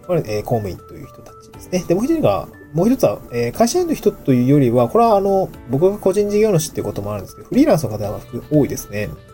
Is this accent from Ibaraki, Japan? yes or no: no; Niigata, Japan; also born or lived in Tokyo; now in Awaji Island, Japan; もちろん僕も新潟出身ですけど